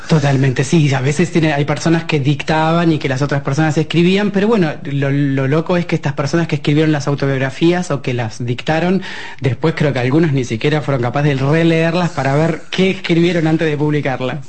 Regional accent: Argentina; moved away as an adult; also born or lived in Buenos Aires; now in France; nosotros que venimos de Argentina

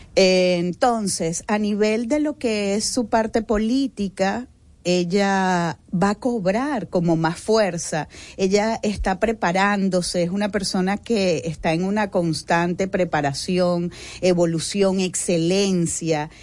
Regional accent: Venezuela; now in Dominican Republic; yo soy de Venezuela y yo me he encontrado aquí

